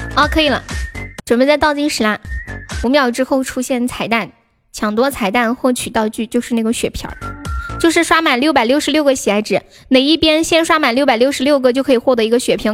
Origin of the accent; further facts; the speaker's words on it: Sichuan, China; 我们四川人都长得可矮了